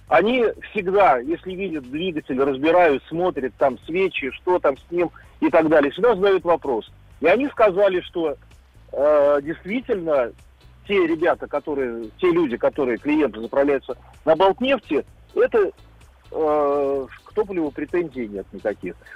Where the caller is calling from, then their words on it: Kaliningrad, Kaliningrad Oblast, Russia; Э, я звоню из Калининграда.